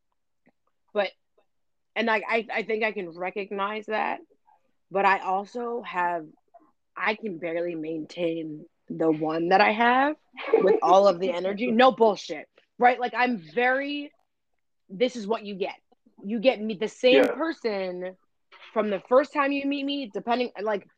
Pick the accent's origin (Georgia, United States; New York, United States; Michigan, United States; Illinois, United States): New York, United States; New York City; I'm from the Lower East Side